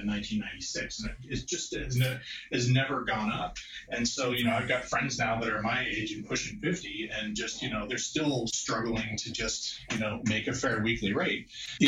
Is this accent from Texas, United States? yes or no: yes; Austin, Texas, United States; I grew up in Austin, Texas